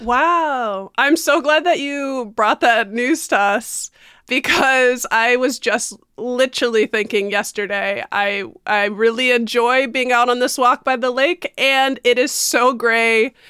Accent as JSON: {"language": "English", "town": "Baraboo", "region": "Wisconsin", "country": "United States", "tie": "born or raised there", "also_born_or_lived": "Chicago", "lives_now": "Madison, United States", "said": "I grew up in Baraboo, the home of the owl ringing, ringling circus"}